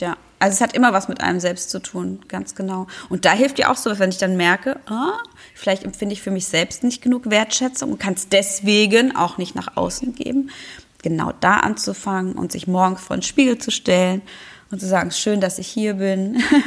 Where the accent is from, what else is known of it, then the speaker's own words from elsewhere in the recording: Germany; bei uns in Deutschland